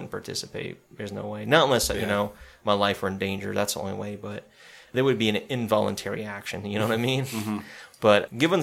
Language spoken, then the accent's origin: English; the South, United States; growing up in the South